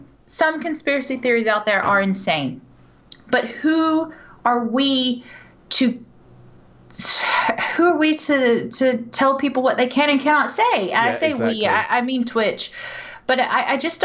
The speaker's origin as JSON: {"language": "English", "town": "Houston", "region": "Texas", "country": "United States", "tie": "born or raised there", "said": "Growing up in Houston, where NASA is located"}